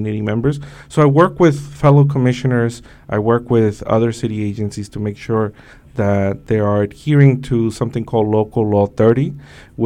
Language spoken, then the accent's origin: English; New York City, New York, United States; also born or lived in Mexico; I crossed the Mexico-U.S. border when I was 5 years old with my mother. I grew up here in Brooklyn, New York, Sunset Park, Brooklyn, in Flatbush.